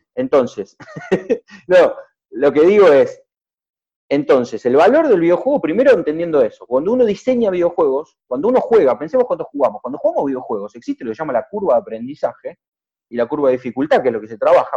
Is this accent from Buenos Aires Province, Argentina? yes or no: no; Zapala, Neuquén, Argentina; moved away; also born or lived in Buenos Aires; yo soy neuquino, soy zapalino, en realidad soy un, porteño mentiroso